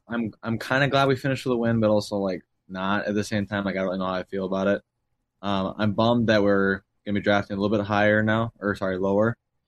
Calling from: Cold Spring, Minnesota, United States; I am in Cold Spring, Minnesota.

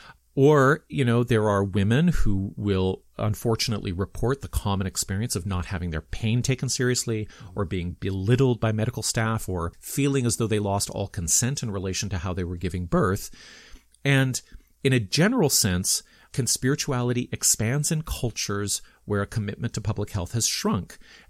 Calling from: Toronto, Ontario, Canada; I'm speaking from Toronto

